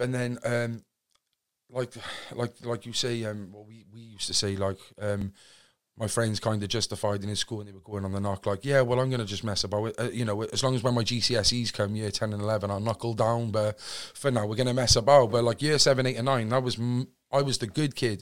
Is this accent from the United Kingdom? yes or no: yes; Cardiff, Wales, United Kingdom; originally I'm from Cardiff, a place called Fairwater, Cardiff West. Um, born on any ordinary council estate